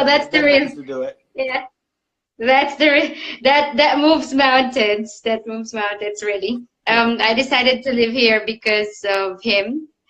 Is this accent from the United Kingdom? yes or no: no; Philippines; now in Zurich, Switzerland; I'm originally from the Philippines, but I moved quite a lot around the globe, and now I found my second home in Zurich in Switzerland. So I've been living here now for 10 years.